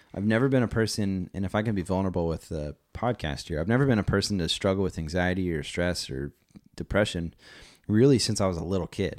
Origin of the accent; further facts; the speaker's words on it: Las Vegas, Nevada, United States; moved away; also born or lived in Visalia, California; growing up in Vegas, there was always a cadence there when I was younger.